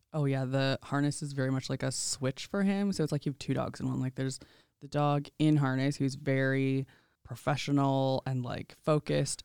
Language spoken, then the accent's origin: English; Indian Head, Saskatchewan, Canada; now in Regina, Canada; I grew up in Indian Head, Saskatchewan.